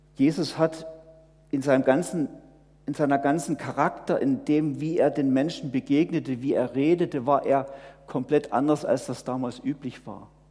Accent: home of the Herrnhuters, Saxony, Germany; moved away; aus meiner Heimat viele Missionare vor 300 Jahren in alle Welt gegangen sind, von den Herrnhutern

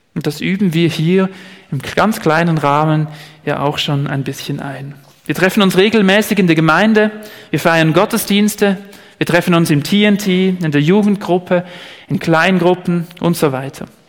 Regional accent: Switzerland; hier bei uns in der Schweiz

